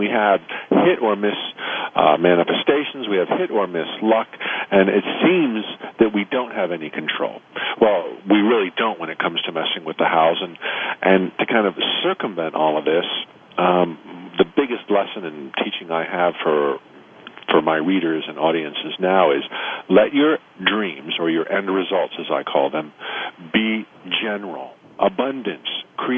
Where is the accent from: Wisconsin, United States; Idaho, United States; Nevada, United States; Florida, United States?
Florida, United States; Orlando; Orlando, Florida, my hometown